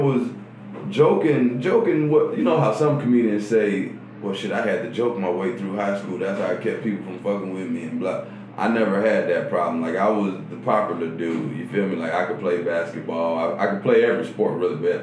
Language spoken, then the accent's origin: English; Atlanta, Georgia, United States; I'm from Atlanta, man. Straight. I ain't no Grady baby, but I've been here for 30 years now